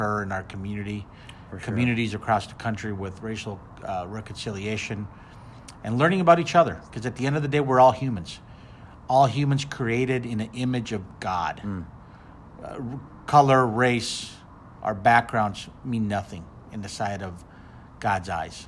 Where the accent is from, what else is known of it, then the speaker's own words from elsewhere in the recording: Minneapolis, Minnesota, United States; moved away; in Minneapolis, which is, as you know, my hometown